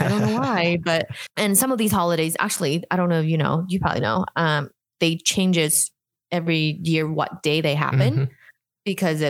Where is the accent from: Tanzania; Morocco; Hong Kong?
Hong Kong; moved away; coming from Hong Kong